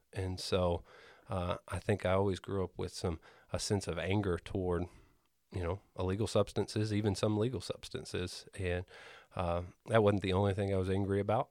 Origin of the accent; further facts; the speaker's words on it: Greenfield, Indiana, United States; I grew up in Greenfield.